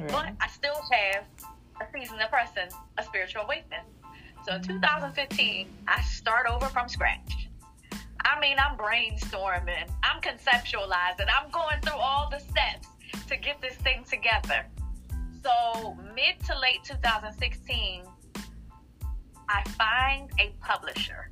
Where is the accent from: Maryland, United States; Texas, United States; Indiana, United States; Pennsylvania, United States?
Pennsylvania, United States; Philadelphia; born and raised in Philadelphia